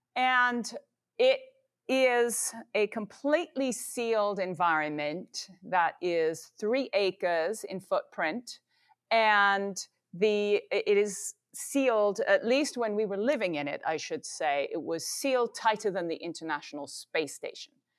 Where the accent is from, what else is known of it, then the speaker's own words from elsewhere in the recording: England, United Kingdom; Growing up in England